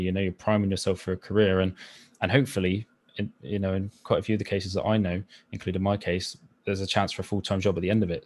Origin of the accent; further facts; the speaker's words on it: Somerset, South West England, United Kingdom; I grew up in Somerset